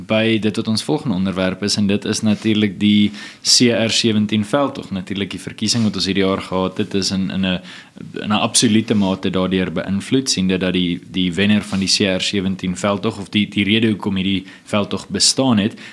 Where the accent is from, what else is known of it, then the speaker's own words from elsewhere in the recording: South Africa; ons as Suid-Afrikaners